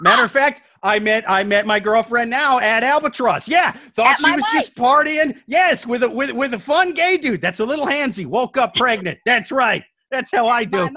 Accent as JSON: {"language": "English", "region": "Midwest", "country": "United States", "said": "I'm from the Midwest"}